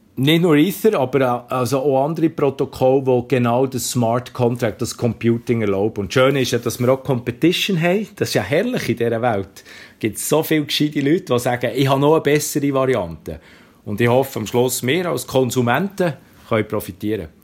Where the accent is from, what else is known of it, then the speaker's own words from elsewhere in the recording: Bern, Switzerland; accent: Bernese German; ich habe etwas einen berndeutschen Akzent